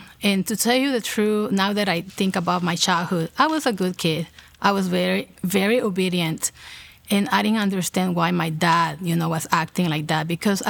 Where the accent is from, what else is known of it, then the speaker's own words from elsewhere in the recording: El Salvador; also born or lived in New York; I was born in New York and my parents met in New York City. When I was 4 years old, my parents moved back to El Salvador. That's where they're from. So I pretty much, my whole childhood, I live in El Salvador.